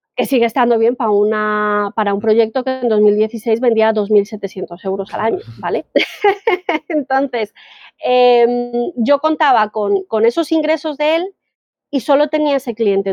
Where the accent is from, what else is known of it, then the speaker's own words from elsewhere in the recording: Colombia; yo soy colombiana